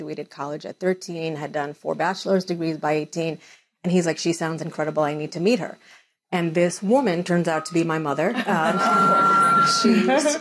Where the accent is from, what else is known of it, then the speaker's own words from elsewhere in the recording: United States; I was born in the United States.